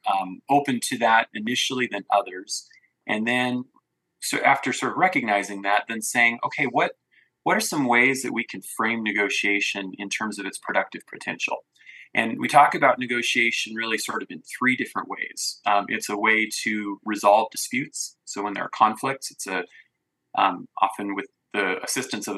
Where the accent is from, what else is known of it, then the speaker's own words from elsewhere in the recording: American Falls, Idaho, United States; I'm from Southeast Idaho, grew up in American Falls.